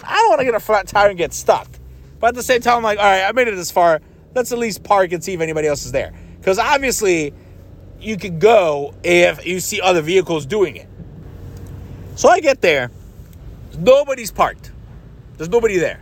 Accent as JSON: {"language": "English", "region": "Ohio", "country": "United States", "said": "I'm from Ohio"}